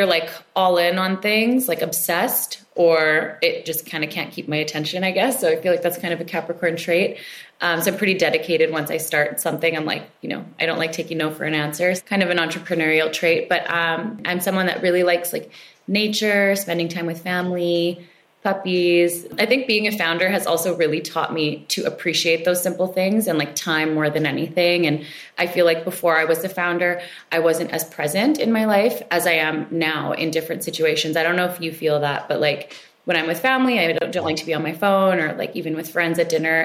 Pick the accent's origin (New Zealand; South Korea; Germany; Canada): Canada; I grew up in Canada. I'm second generation.